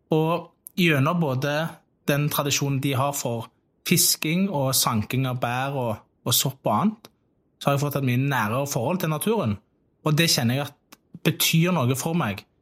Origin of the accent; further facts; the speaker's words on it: Tastavind, Rogaland, Norway; så lekte jeg veldig mye i skogen på Tastavind, og det var der jeg vokste opp.